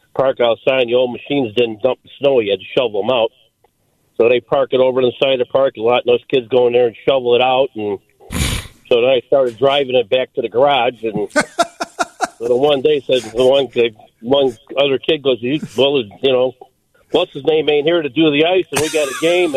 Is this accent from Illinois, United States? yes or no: yes; Elmhurst, Illinois, United States; I started playing hockey when I was like 5 years old at a rink in my hometown in Elmhurst.